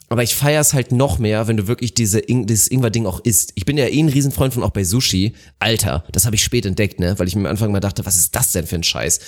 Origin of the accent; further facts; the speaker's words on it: Northern Germany, Germany; now in Bavaria, Germany; Ich natürlich wurde da auch sehr oft mit konfrontiert als Nordlicht